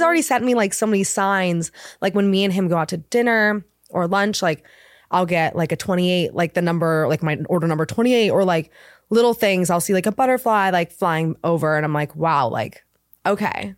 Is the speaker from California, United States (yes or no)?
yes; Laguna Beach, California, United States; also born or lived in Los Angeles; I I'm from Laguna Beach